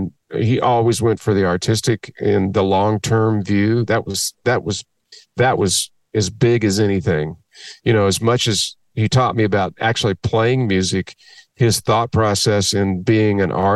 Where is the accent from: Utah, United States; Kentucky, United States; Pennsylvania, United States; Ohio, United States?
Kentucky, United States; moved away as an adult; also born or lived in Austin, Texas / Nashville, Tennessee; growing up in Kentucky